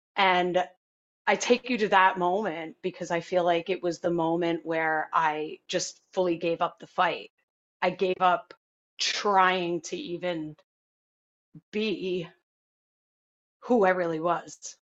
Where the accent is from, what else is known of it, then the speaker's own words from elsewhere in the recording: Hopatcong, New Jersey, United States; I grew up in Hopatcong, New Jersey